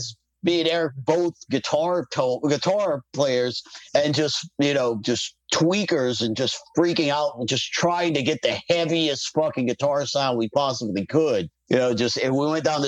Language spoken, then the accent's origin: English; New Orleans, Louisiana, United States; I'm from New Orleans